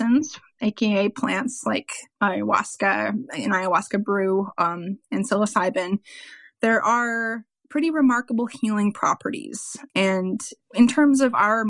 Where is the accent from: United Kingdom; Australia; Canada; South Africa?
Canada; Ontario; also born or lived in South Central Texas; now in Texas, United States; I am in South Central Texas, but I am from Ontario, Canada